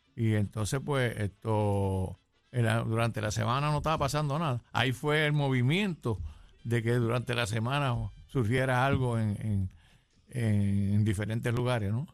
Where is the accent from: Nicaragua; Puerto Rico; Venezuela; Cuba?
Puerto Rico; San Juan; also born or lived in Ciales, Puerto Rico; nací en Ciales, pero vine pequeño para acá, para, para San Juan, Las Monjas.